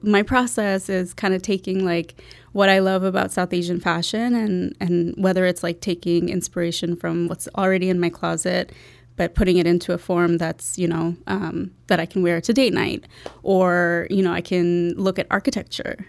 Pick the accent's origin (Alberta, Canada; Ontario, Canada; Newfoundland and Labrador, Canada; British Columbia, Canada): Ontario, Canada; Toronto; moved away; also born or lived in Bangladesh; I grew up in Toronto.